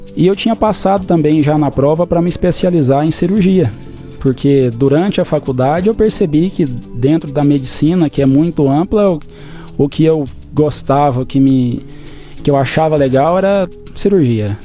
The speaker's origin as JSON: {"language": "Portuguese", "town": "Adelândia", "region": "Goiás", "country": "Brazil", "tie": "born or raised there", "also_born_or_lived": "Cuiabá, Mato Grosso", "moved": "as an adult", "lives_now": "Matupá, Brazil", "said": "Eu nasci em Adelândia, uma cidade no interior de Goiás"}